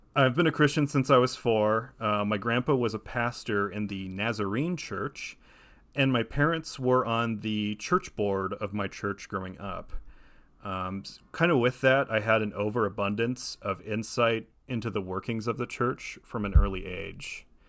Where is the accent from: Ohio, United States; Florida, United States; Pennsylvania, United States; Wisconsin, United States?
Ohio, United States; moved away as an adult; now in Los Angeles, United States; I'm originally from Ohio, but I've lived in Los Angeles since twenty fifteen